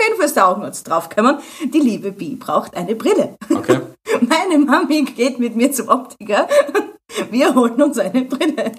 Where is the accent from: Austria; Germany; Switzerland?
Austria; habe alle meine Pflichten erfüllt, was man als Österreicher so machen muss